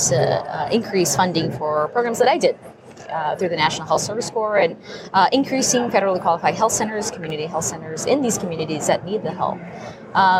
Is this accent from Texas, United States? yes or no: yes; El Paso, Texas, United States; growing up in El Paso, Texas